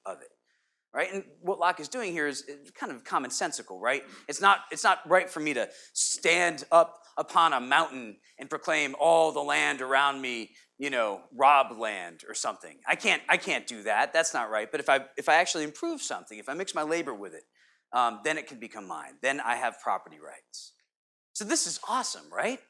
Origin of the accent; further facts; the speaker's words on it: Connecticut, United States; being a kid growing up in Connecticut